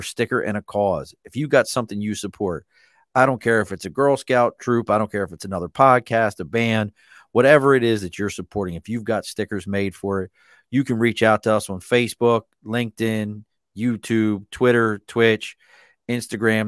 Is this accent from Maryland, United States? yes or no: yes; Baltimore, Maryland, United States; now in New York, United States; I grew up in Baltimore.